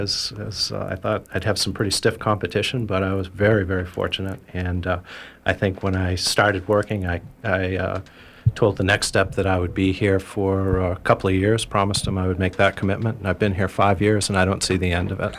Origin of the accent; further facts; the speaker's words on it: United States; I'm originally from Hancock County, so I was delighted to come back to this part of the world